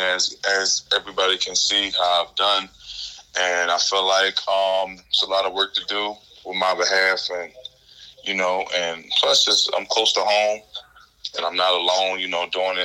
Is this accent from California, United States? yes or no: no; Philadelphia, Pennsylvania, United States; I'm from North Philadelphia. North Philadelphia is a rough environment.